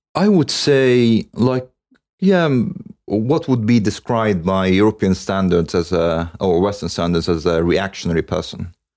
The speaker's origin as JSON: {"language": "English", "town": "Cairo", "region": "Cairo Governorate", "country": "Egypt", "tie": "born or raised there", "said": "I was born in Cairo."}